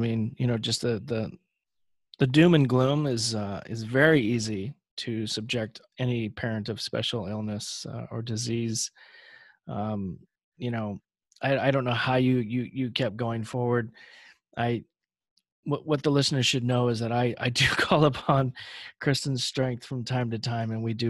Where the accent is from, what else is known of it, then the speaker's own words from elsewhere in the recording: Los Angeles, California, United States; I'm from Los Angeles